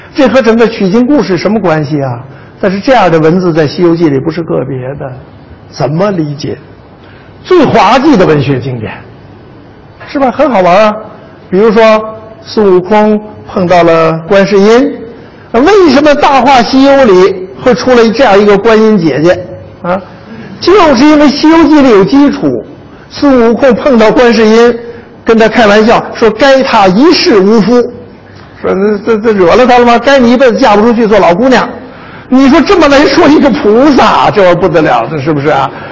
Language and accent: Chinese; Jiaodong, Shandong, China; 我是胶东人